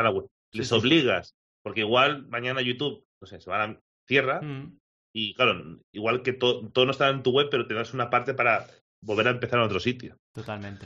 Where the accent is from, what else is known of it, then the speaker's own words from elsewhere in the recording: Alcoy, Valencian Community, Spain; mi pueblo, de Alcoy